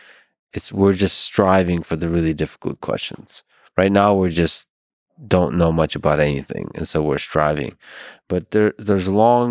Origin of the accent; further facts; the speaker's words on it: Philadelphia, Pennsylvania, United States; I'm from Philadelphia. So yeah.